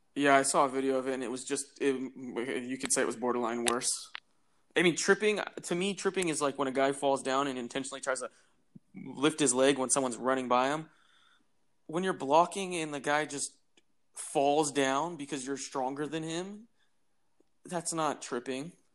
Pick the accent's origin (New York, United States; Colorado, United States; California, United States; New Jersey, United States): California, United States; Bay Area; we're we're both from the Bay Area, so we've grown up watching the Niners and Raiders